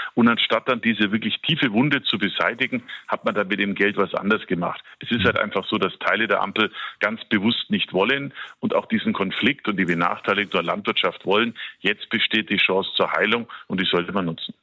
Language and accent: German; Bavaria, Germany; bei uns in Bayern